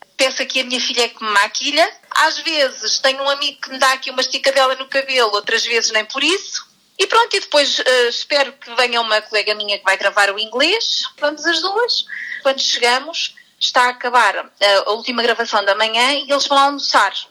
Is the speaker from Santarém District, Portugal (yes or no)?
yes; Alcanena, Santarém District, Portugal; eu sou da Alcanena e estou cá destacada este ano